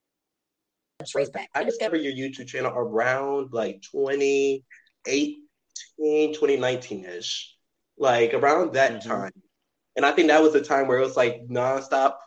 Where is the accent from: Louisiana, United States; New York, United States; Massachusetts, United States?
Louisiana, United States; Kenner; moved away as an adult; now in Hammond, United States; I'm originally from Kenner